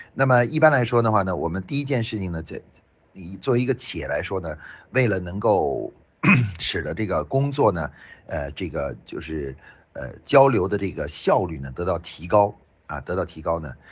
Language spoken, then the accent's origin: Chinese; China; 像我们中国人